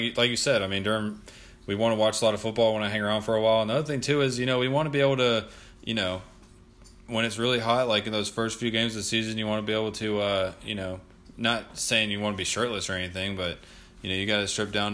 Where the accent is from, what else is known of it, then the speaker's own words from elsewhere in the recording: Memphis, Tennessee, United States; we are from Memphis